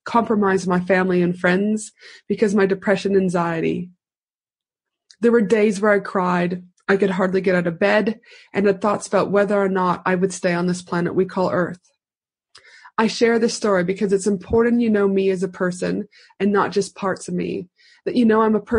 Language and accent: English; Edmonton, Alberta, Canada; now in Brisbane, Australia; I was born in Edmonton, Alberta, Canada. I am a proud Canadian.